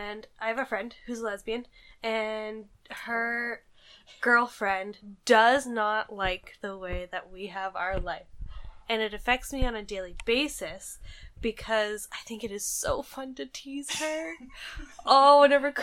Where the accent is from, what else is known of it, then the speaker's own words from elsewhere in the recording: Canada; we're Canadian